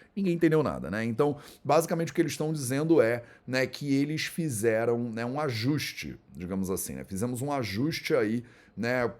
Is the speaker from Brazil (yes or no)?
yes; Brazil; como brasileiros